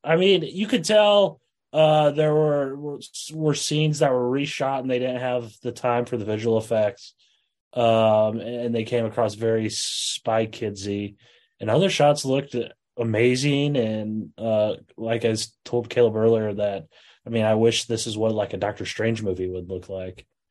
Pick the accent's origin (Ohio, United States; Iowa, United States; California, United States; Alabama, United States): Iowa, United States; I'm from Iowa